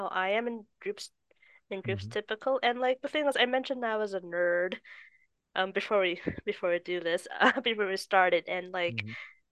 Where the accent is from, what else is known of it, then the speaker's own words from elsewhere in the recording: Winnipeg, Manitoba, Canada; I was born in Winnipeg